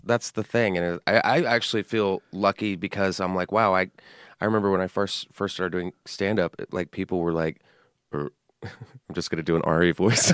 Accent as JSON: {"language": "English", "town": "San Antonio", "region": "Texas", "country": "United States", "tie": "born or raised there", "said": "I grew up in Texas"}